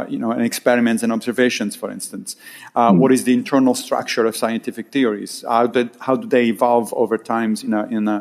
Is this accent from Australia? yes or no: no; Rome, Lazio, Italy; moved away as an adult; also born or lived in Monrovia, Liberia; now in New York, United States; I grew up in Rome, in Italy. And then I moved to the United States when I was 26